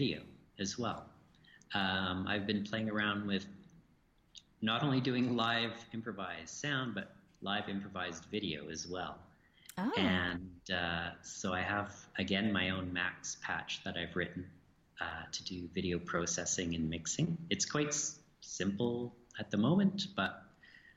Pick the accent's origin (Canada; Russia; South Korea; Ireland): Canada; Edmonton, Alberta; I'm from Edmonton in Alberta